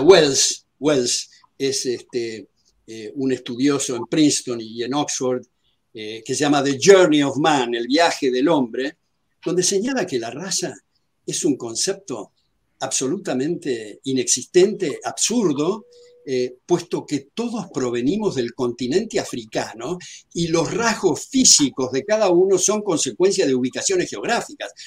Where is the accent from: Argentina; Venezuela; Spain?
Argentina; yo soy afroargentino